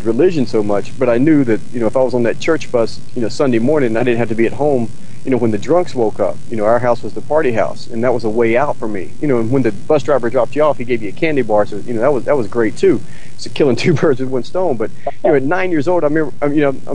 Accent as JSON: {"language": "English", "region": "North Carolina", "country": "United States", "tie": "born or raised there", "said": "growing up in North Carolina"}